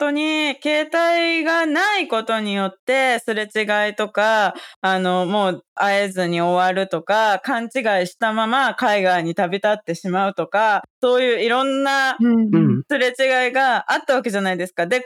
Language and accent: Japanese; Kamakura, Kanagawa, Japan; also born or lived in Tokyo; 東京生まれなんだけど、6歳の時に親がなんか好きだっていうただの理由で鎌倉に引っ越したので